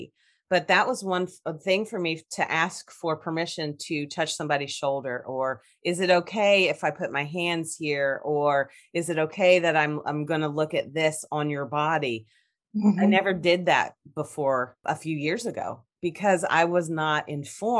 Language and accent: English; Kentucky, United States; I'm from Kentucky.